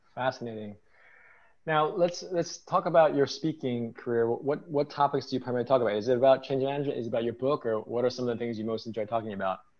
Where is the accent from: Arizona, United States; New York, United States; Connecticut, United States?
New York, United States; New York City; I'm from New York City